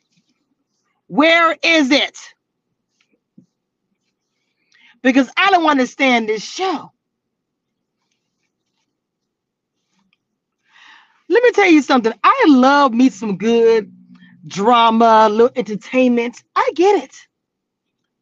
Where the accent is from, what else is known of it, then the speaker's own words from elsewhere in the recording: Louisiana, United States; I'm from Louisiana